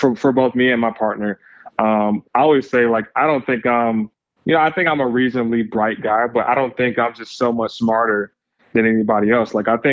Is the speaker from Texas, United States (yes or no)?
no; Lansing, Michigan, United States; originally from Lansing, Michigan, small town, right around the center of Michigan, about an hour west of Detroit. So grew up there, spent my formative years there.